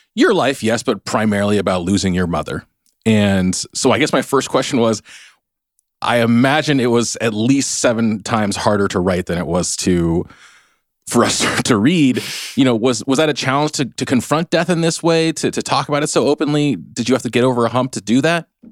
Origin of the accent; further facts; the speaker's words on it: United States; I'm Chinese American